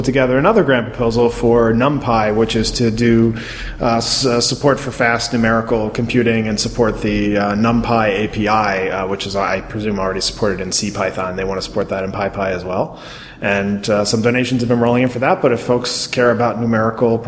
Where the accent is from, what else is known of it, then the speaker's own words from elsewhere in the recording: Baltimore, Maryland, United States; I grew up in Baltimore area.